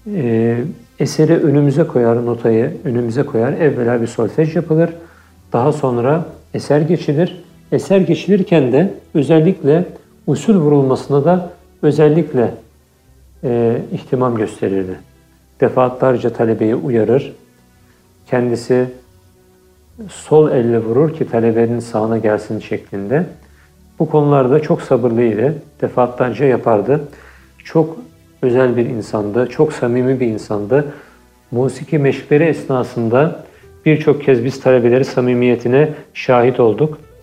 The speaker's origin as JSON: {"language": "Turkish", "region": "Istanbul", "country": "Turkey", "tie": "born or raised there", "also_born_or_lived": "Cairo, Egypt", "moved": "as an adult", "lives_now": "Vienna, Austria", "said": "1986 yılında İstanbul'da dünyaya geldim"}